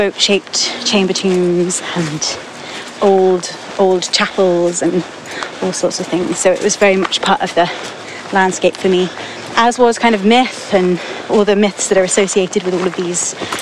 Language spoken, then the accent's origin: English; Scilly Isles, South West England, United Kingdom; I came here when I was 2 weeks old. My mum had to go away to have me because of the medicalness, but I'm pretty much from, born and raised